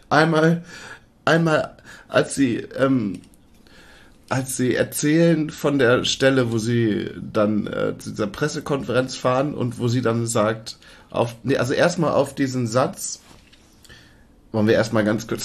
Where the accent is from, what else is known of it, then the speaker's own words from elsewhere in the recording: Leer, Lower Saxony, Germany; Ich meine, ich bin ja, wir kommen ja beide aus Leer in Ostfriesland. Das ist ja nun mal teilweise bis zu einem Meter unter Meeresspiegel.